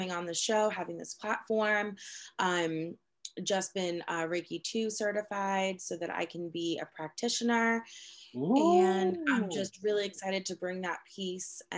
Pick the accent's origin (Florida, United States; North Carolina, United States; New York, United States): New York, United States; New York City; moved away as an adult; also born or lived in Boston, Massachusetts; now in Central Virginia, United States; I grew up in New York City